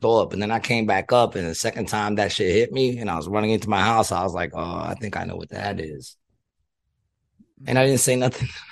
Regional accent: New York, United States; I grew up in New York

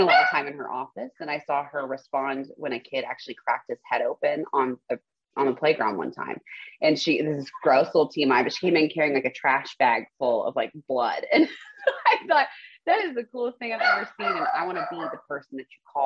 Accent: Spring, Texas, United States; also born or lived in The Woodlands, Texas; I grew up in Spring near Klein High School with my parents, older brother, younger sister

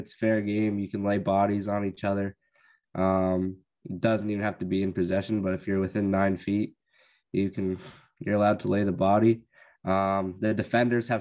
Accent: a small town outside of Calgary, Alberta, Canada; moved away; I'm from Alberta. I grew up in a small town outside of Calgary, which is our big city

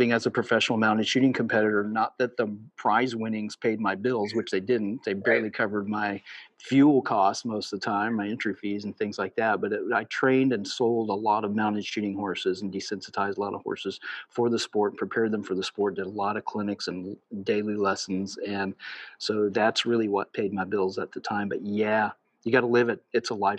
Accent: Cambria, Illinois, United States; I grew up in Southern Illinois, in Cambria, Illinois

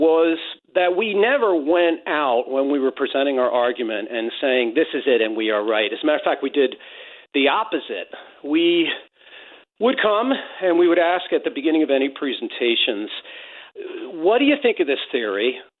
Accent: Westport, Connecticut, United States; I grew up in Westport, about a quarter of a mile from the honeymoon cottage that Scott and Zelda Fitzgerald lived in.

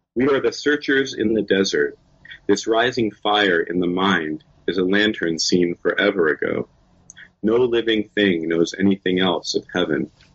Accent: Suquamish, Washington, United States; now in San Francisco, United States; I grew up in Suquamish, uh, which is on the Puget Sound

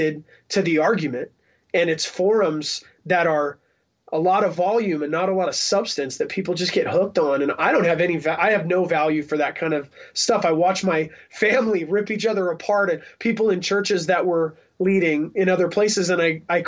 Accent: Salt Lake City, Utah, United States; I'm also from the Salt Lake City hardcore scene

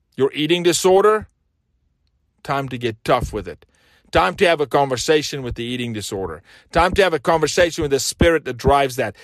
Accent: South Africa; now in United States; I'm from South Africa, raised very different, went to school barefoot

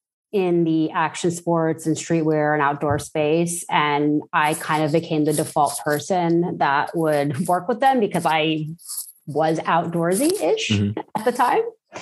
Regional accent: New York City, New York, United States; I grew up in Brooklyn, which you don't really associate with like being an outdoorsy person.

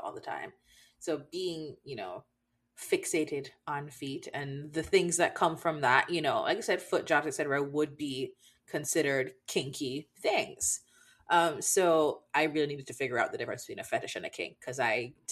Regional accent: Jamaica; we grew up in Jamaica.

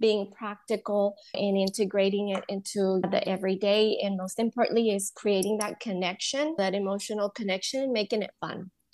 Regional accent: Honduras; moved away as an adult; also born or lived in Louisiana, United States; now in United States; I was born and raised in Honduras

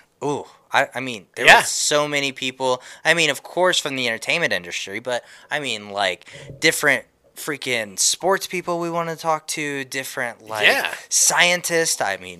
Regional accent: Indiana, United States; you guys know I'm from Indiana.

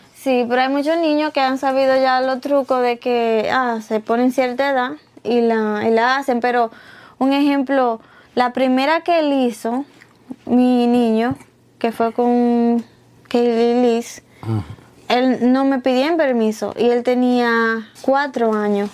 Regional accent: Dominican Republic; moved away; yo crecí, ¿verdad? En mi niñez en República Dominicana.

